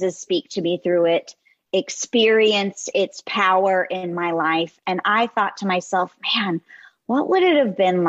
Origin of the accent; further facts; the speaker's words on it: Los Angeles, California, United States; as a teenage girl growing up in Southern California